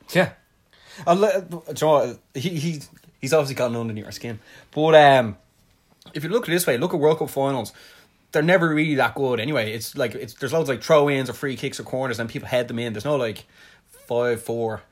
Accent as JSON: {"language": "English", "country": "Ireland", "said": "I'm from Ireland"}